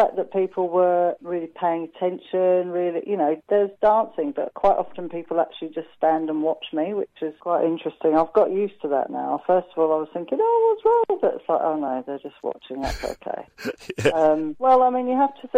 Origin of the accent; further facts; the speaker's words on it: London, United Kingdom; I'm from London, and it rains a lot. We don't really do barbies.